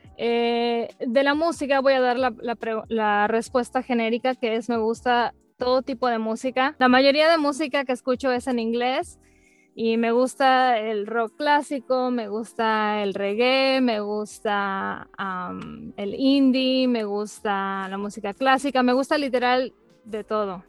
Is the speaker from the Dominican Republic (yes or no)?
no; Mérida, Yucatán, Mexico; now in Dallas, United States; ya tengo muchos años viviendo aquí en, Texas, pero soy originaria de Mérida, Yucatán